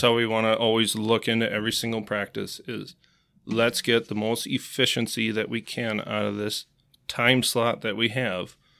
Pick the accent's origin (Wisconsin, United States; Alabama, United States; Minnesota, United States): Wisconsin, United States; Marshfield; also born or lived in Eau Claire, Wisconsin; I was born in Eau Claire, uh, moved to Marshfield when I was about four years old